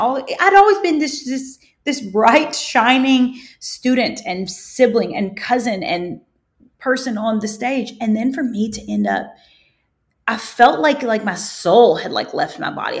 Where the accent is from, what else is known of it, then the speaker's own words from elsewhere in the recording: Kentucky, United States; I grew up in Kentucky on a farm.